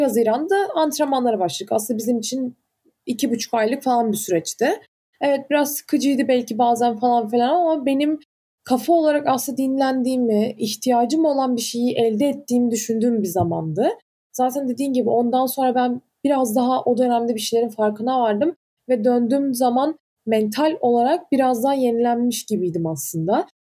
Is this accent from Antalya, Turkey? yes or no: yes; Antalya, Turkey; moved away; ben Antalyalıyım.